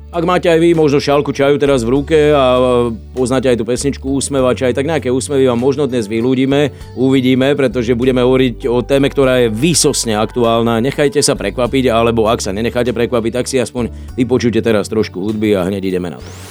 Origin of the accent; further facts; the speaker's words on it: Slovakia; My sme súťaživí Slováci